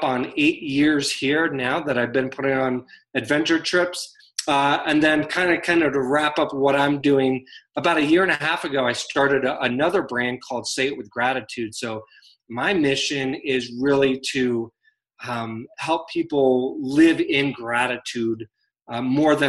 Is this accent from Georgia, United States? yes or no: no; Virginia, United States; now in Denver, United States; So I live in Denver, Colorado, but I grew up in Virginia, still have family back in the East Coast.